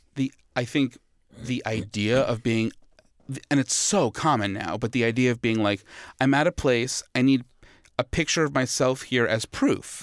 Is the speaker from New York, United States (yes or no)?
yes; New York, United States; as a New Yorker